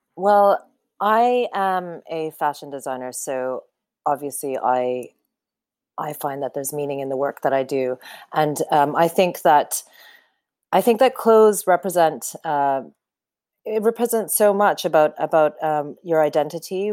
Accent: Canada; I grew up in Canada

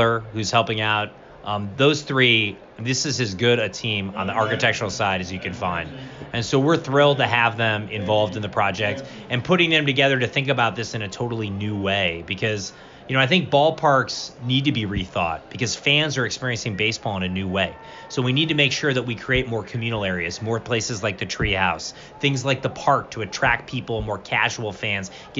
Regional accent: Cleveland, Ohio, United States; I grew up in Cleveland

